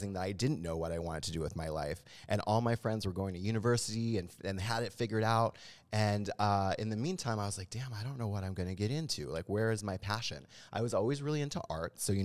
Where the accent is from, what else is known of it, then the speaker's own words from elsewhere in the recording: Halifax, Nova Scotia, Canada; moved away as an adult; also born or lived in Toronto; I'm actually from Canada originally, from Halifax, the east coast of Canada. Was where I grew up.